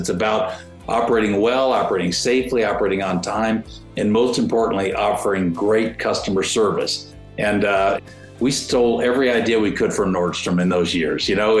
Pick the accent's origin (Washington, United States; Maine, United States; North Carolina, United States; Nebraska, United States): Washington, United States; Seattle; I grew up in Seattle, Washington.